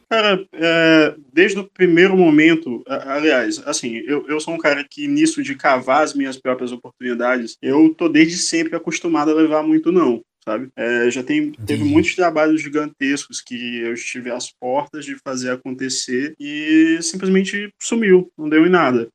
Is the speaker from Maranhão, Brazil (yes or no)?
yes; São Luís, Maranhão, Brazil; also born or lived in Bom Jardim, Maranhão; eu sou nascido em Bom Jardim, é uma cidade mínima aqui do interior do Maranhão, mas muito cedo os meus pais trouxeram a família para São Luís e eu moro aqui no São Francisco basicamente desde que eu me entendo por gente